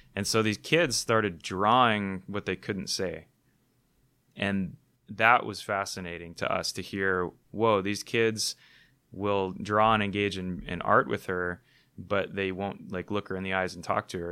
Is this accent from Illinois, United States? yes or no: no; Hawaii, United States; I was born in Hawaii, one of the most beautiful places on the planet